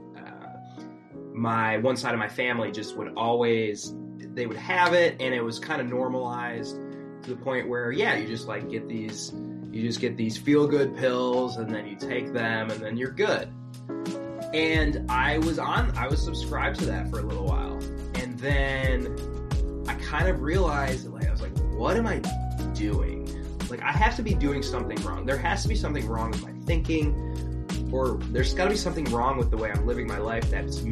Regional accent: Wisconsin, United States; I was from Wisconsin too

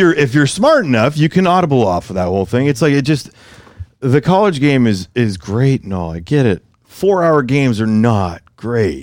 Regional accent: San Francisco, California, United States; I grew up in San Francisco

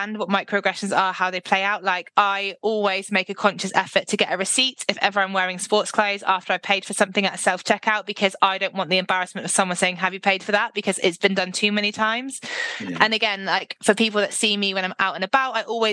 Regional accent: Devon, South West England, United Kingdom; I'm literally from Devon

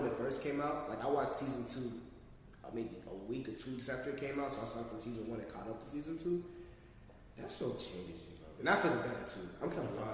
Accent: Palm Beach County, Florida, United States; we're from Palm Beach County. We're from Florida. We're Haitian.

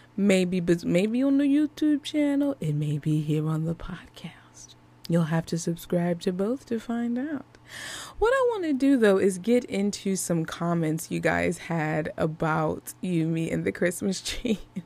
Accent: Philadelphia, Pennsylvania, United States; I'm from Philly

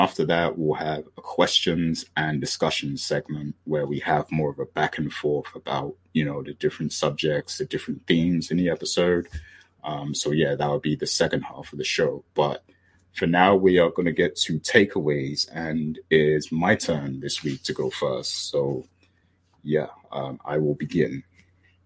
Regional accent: United Kingdom; I'm British

